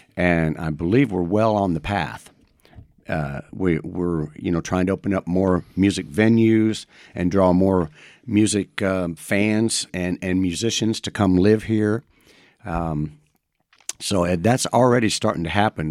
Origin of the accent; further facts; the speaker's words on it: Madison, Indiana, United States; born and raised in Madison, Indiana